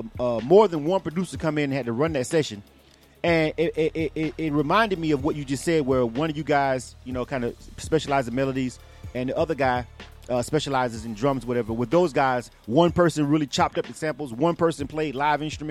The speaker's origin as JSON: {"language": "English", "region": "Florida", "country": "United States", "moved": "yes", "lives_now": "Atlanta, United States", "said": "I'm from Florida"}